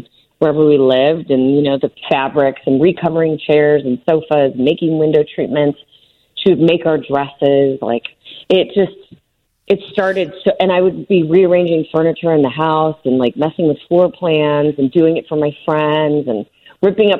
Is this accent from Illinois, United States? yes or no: yes; Chicago, Illinois, United States; I was born and raised in the John Hancock. I lived on the 45th floor.